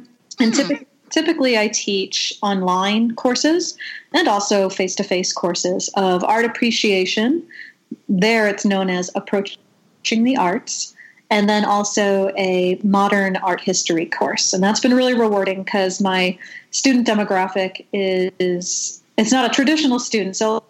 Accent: St. Louis, Missouri, United States; moved away as an adult; I have been back in St. Louis, which is my hometown, since 2010.

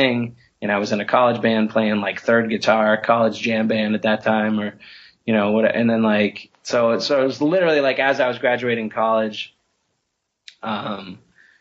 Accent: Peabody, Massachusetts, United States; also born or lived in Lynn, Massachusetts; I was born in Lynn, Massachusetts, and I grew up on the North Shore of Boston in Peabody, Mass.

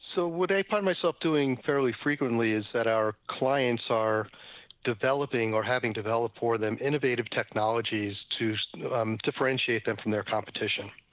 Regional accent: New York City, New York, United States; grew up in New York City. I'm a paranoid New Yorker.

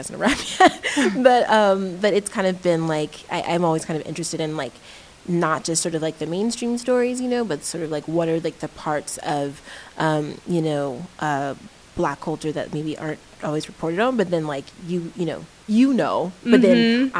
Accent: Chicago, Illinois, United States; I'm from the north, right? I'm from Chicago. Like I grew up on the west side

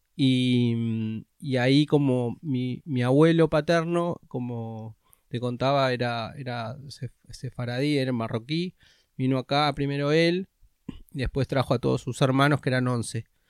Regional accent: Ciudad Jardín Lomas del Palomar, Buenos Aires Province, Argentina; yo nací en Capital, pero de chiquito me fui a vivir a Edo. Cuando tenía 5 mis papás se divorciaron. Así que de ahí me fui a vivir a Ciudad Jardín con mi mamá

